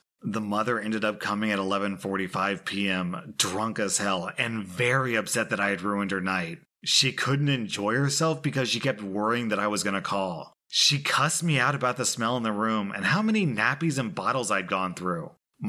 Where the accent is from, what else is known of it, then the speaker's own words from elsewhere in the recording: Beijing, China; born there; So I was born in Beijing.